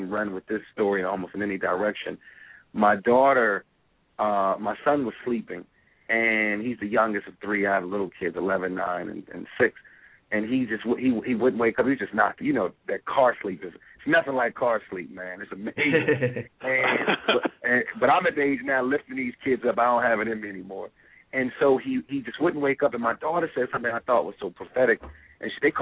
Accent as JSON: {"language": "English", "town": "Chicago", "region": "Illinois", "country": "United States", "tie": "born or raised there", "said": "My dad wasn't involved in my life, you know, growing up in Chicago"}